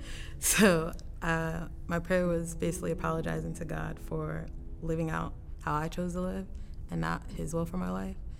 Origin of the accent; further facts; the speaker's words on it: Maryland, United States; born and raised in Maryland most of my life. Primarily lived in Montgomery County, like northern DC area.